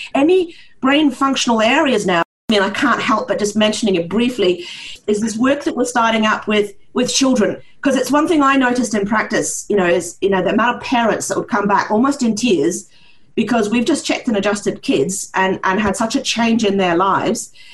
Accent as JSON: {"language": "English", "country": "Norway", "tie": "born or raised there", "accent": "partly New Zealander and partly Norwegian", "said": "grew up in a um, Norwegian household with a New Zealand mother. So this is where my strange accent comes from, uh, part, partly New Zealander and partly Norwegian."}